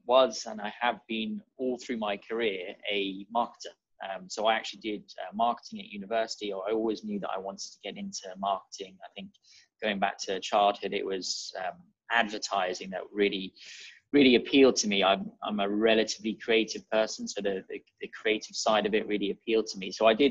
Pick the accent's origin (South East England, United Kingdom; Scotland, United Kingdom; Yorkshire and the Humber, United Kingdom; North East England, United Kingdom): South East England, United Kingdom; Wokingham; The simple answer, if I don't really want to talk too much, is Wokingham, just outside of Reading.